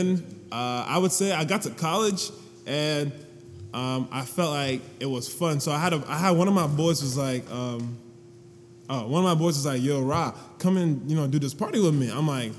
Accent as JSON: {"language": "English", "country": "Ghana", "said": "And then two, I'm Ghanaian, like 100%. Like, there's nothing else, no Egyptian, no night, just 100% Ghanaian."}